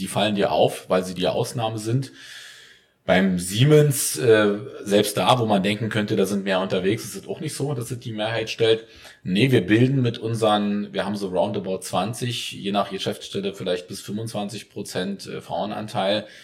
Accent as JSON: {"language": "German", "region": "East Germany", "country": "Germany", "said": "auch wenn ich leider aussehe wie ein Biodeutscher, bin ich ein Ostdeutscher"}